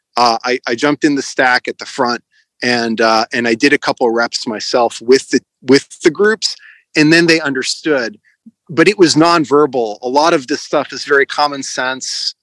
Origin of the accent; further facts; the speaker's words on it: United States; moved away as an adult; also born or lived in Connecticut; now in Ukraine; I'm an American citizen